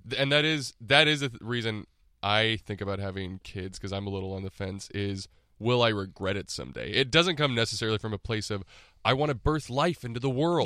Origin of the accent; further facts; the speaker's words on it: Texas, United States; moved away as an adult; now in Los Angeles, United States; grew up in Texas mostly, and I went to college in Austin